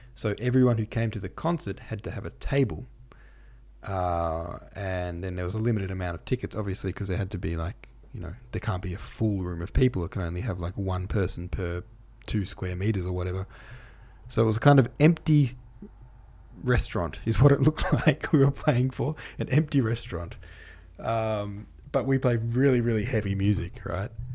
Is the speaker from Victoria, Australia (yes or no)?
yes; Victoria, Australia; Australia, or Victoria, my home state